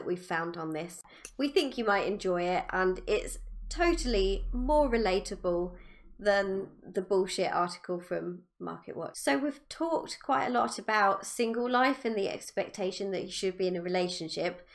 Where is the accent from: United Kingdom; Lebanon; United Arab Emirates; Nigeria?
United Kingdom; I'm British